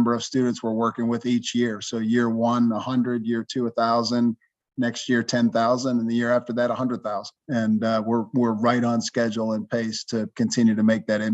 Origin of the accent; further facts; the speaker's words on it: Johnstown, United States; moved away; back in my hometown of Johnstown